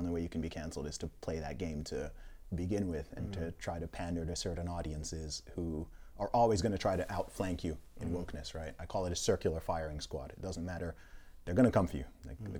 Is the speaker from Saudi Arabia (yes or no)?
yes; Saudi Arabia; Growing up, and family background originally from Nigeria.